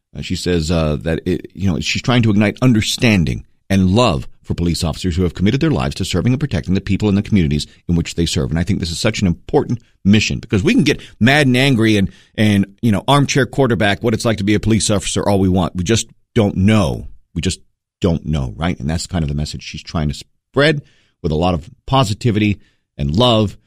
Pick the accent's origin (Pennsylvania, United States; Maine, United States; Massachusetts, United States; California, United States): Maine, United States; moved away; growing up in Maine